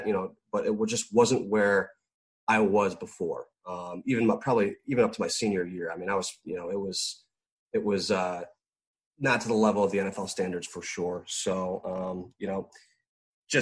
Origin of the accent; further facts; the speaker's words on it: Chicago, Illinois, United States; we were playing in Chicago, my hometown